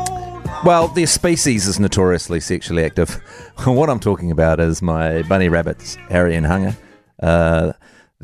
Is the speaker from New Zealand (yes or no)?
yes; Dunedin, Otago, New Zealand; moved away; my hometown, the pretty city, Dunedin